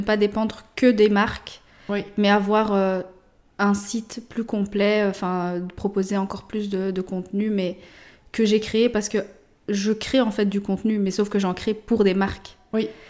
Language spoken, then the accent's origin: French; Morocco; je suis marocaine, mon mari est congolais